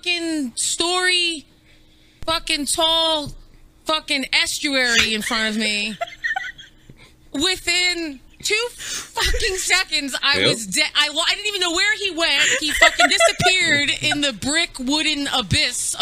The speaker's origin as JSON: {"language": "English", "region": "New York", "country": "United States", "said": "I'm from New York. I'm Italian."}